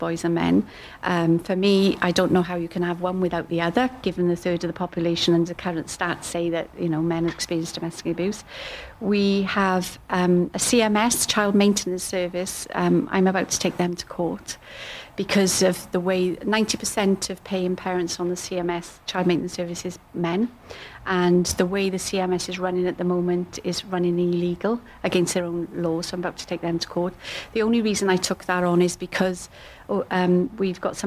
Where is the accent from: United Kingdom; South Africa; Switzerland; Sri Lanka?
United Kingdom; I'm white British